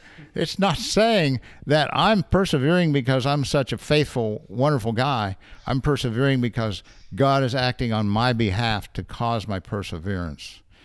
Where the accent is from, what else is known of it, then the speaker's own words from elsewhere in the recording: United States; we're Americans, well, I'm American